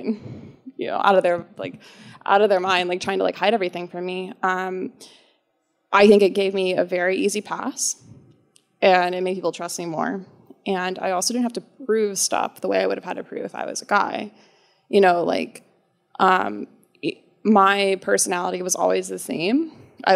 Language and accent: English; Alexandria, United States; also born or lived in Annapolis, Maryland; I'm from Alexandria